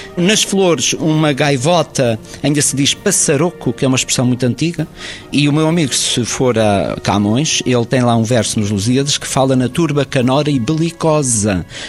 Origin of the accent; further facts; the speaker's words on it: Azores, Portugal; nós temos aqui nos Açores as filarmónicas